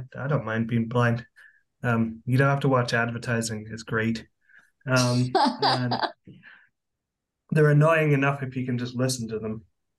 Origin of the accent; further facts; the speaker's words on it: England, United Kingdom; moved away as an adult; now in Canada; I grew up in England, in the UK. I moved here about 5 years ago, and I really like Canada a lot.